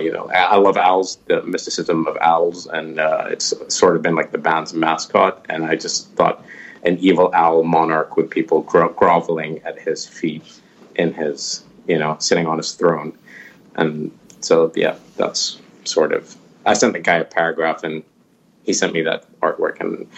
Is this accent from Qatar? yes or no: yes; Qatar; we have probably the biggest American base, military base outside of the States in my hometown